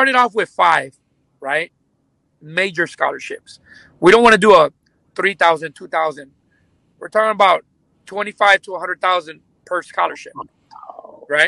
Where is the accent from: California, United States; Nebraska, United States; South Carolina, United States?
California, United States; Los Angeles; first language Spanish and English; also born or lived in Lennox, California; I was born and raised in Venice, and then I moved to Lenox, which is near Inglewood by the LAX, when I was 21 years old